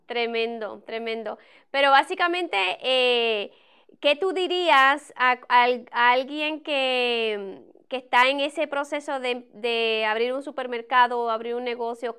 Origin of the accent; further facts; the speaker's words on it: Puerto Rico; moved away; yo soy de Puerto Rico